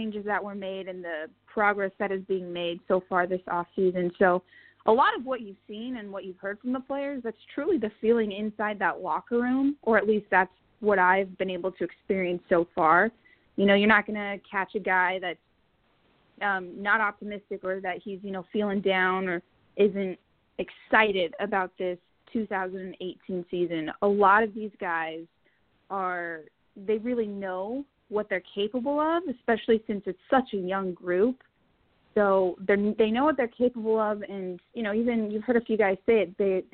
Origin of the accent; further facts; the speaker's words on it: Pueblo, Colorado, United States; moved away as an adult; also born or lived in Fort Collins, Colorado / Kentucky; now in New York/New Jersey area, United States; I grew up in Pueblo